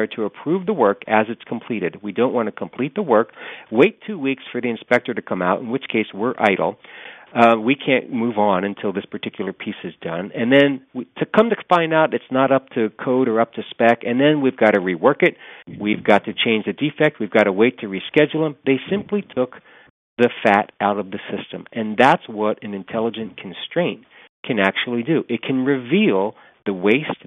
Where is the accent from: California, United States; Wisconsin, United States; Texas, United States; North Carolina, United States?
California, United States; Los Angeles; I'm from Los Angeles